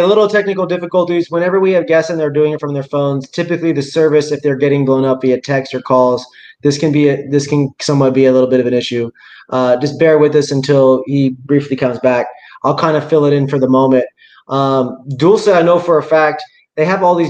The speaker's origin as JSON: {"language": "English", "town": "Seattle", "region": "Washington", "country": "United States", "also_born_or_lived": "Houston, Texas", "said": "I come from Seattle"}